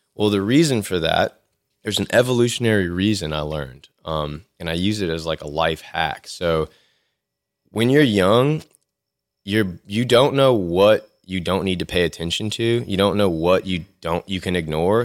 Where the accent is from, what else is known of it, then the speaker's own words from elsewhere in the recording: Lafayette, Louisiana, United States; also born or lived in Baton Rouge, Louisiana / Austin, Texas; I'm from Lafayette, Louisiana. I was born here. Um, I lived here till I finished high school